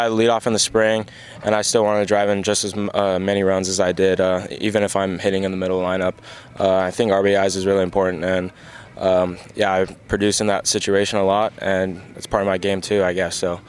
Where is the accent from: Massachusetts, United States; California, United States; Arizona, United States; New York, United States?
Arizona, United States; I'm from Arizona, so I'm kind of used to it a little bit.